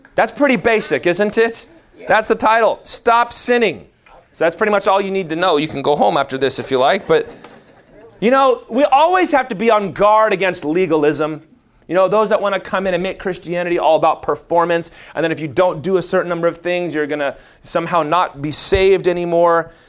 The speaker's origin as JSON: {"language": "English", "region": "the Bible Belt", "country": "United States", "tie": "born or raised there", "said": "We grew up in the Bible Belt"}